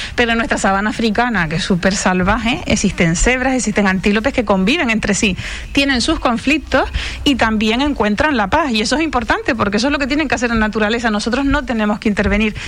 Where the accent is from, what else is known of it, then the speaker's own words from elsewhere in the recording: Tiscamanita?, Canary Islands, Spain; Yo me crié en Guerime, que, que es en el campo puro